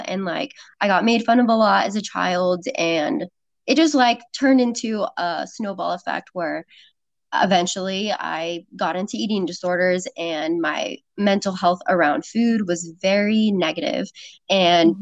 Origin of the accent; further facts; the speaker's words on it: Sacramento, California, United States; moved away as an adult; now in San Diego, United States; I moved from Sacramento, where I lived my whole life, all the way to San Diego